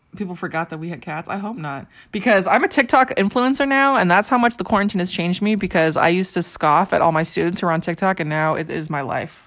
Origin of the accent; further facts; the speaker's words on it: Riverside, California, United States; I grew up in Riverside, California